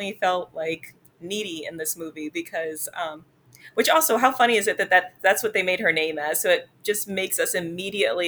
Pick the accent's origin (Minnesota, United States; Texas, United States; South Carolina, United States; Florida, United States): South Carolina, United States; I grew up in the Bible Belt. I grew up in South Carolina.